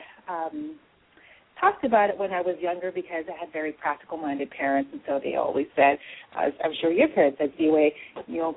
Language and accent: English; Canada; also born or lived in England; now in United States; growing up in Canada, it was very diverse